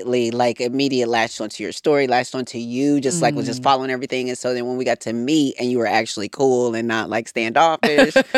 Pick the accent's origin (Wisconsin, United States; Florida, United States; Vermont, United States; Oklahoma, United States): Wisconsin, United States; Racine; And I grew up in the in one of the hoods in Wisconsin. And, you know, in Racine, Wisconsin, it was such a small town